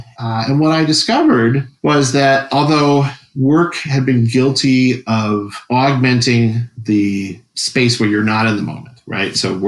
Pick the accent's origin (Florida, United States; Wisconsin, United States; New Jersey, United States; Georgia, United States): Wisconsin, United States; So I was from Wisconsin.